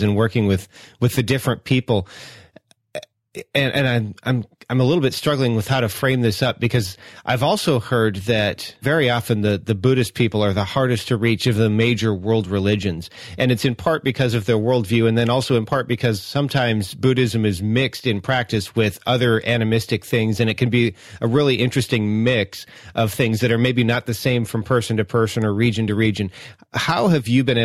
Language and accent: English; United States; as a Native American, as an American native